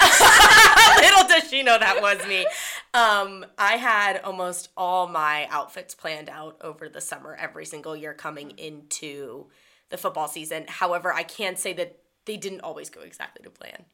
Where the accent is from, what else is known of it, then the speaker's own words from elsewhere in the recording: the North, United States; moved away as an adult; now in Auburn, United States; coming from the North